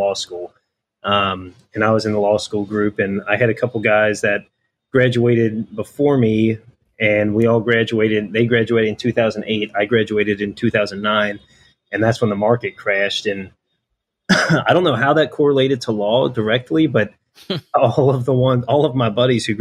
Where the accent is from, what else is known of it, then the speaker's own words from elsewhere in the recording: Cincinnati, Ohio, United States; moved away as an adult; also born or lived in Northern Kentucky; now in Louisville, United States; I grew up in Cincinnati